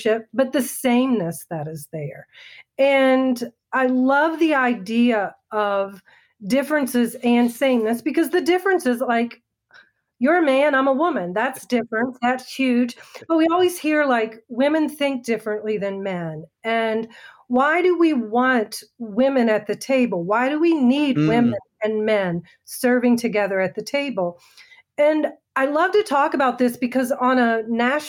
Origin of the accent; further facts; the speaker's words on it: Maryland, United States; now in Northern Virginia, United States; I'm an East Coast girl, born and raised in Maryland, and my home is Virginia